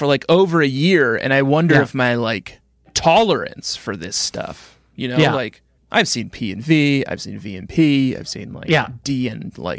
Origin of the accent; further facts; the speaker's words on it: Midwest, Minnesota, United States; I'm a prude dude. I'm a Midwestern born and raised. Nice Minnesota family.